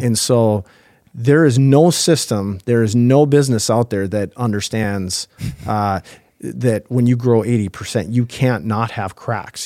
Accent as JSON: {"language": "English", "town": "Thief River Falls", "region": "Minnesota", "country": "United States", "tie": "born or raised there", "said": "I grew up in, in Thief River Falls"}